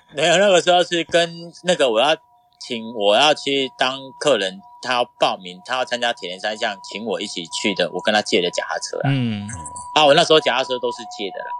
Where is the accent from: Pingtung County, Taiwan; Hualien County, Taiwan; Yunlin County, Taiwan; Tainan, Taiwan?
Pingtung County, Taiwan; Wandan; 那我出生于在屏东县万丹乡，就是万丹红豆出，那个有名的地方啦